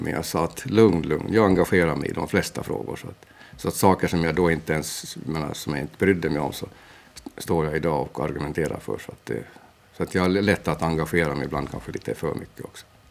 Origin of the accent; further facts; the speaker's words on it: Mariehamn, Åland Islands; also born or lived in Portugal; jag är från Mariehamn